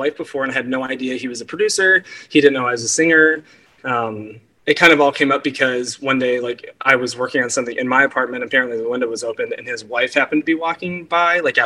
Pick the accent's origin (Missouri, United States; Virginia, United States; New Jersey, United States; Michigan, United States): Michigan, United States; Detroit; also born or lived in California; now in Washington, D.C., United States; I'm originally from Metro Detroit area in Michigan. Lived in California for 6 years, and I now live in Washington, D.C.